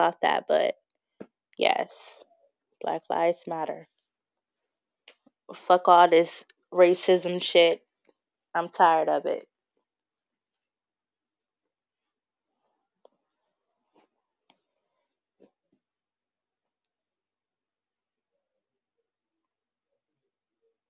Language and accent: English; Bay Area, California, United States; I am from California. I'm from the Bay Area